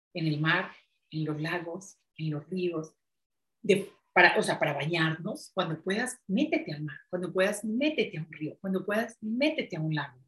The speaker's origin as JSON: {"language": "Spanish", "town": "Medellín", "region": "Antioquia", "country": "Colombia", "tie": "born or raised there", "said": "yo soy de Medellín, de Colombia, en donde es una ciudad muy vanidosa"}